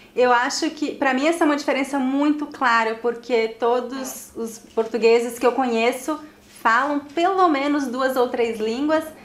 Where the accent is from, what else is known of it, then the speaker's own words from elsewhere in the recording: Teresina, Piauí, Brazil; moved away; also born or lived in São Paulo; minha cidade natal, Teresina